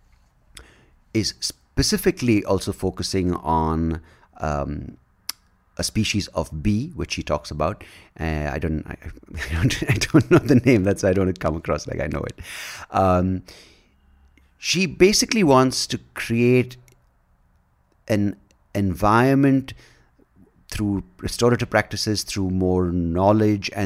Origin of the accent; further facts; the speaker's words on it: India; me being from India